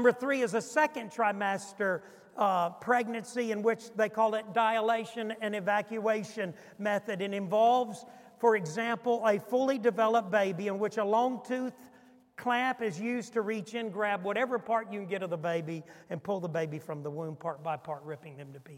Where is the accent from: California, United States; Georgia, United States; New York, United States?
New York, United States; Niagara Falls; I come from Niagara County